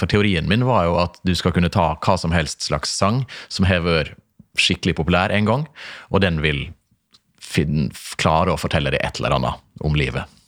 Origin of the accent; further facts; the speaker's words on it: Stranda, Møre og Romsdal, Norway; moved away; oppveksten på Stranda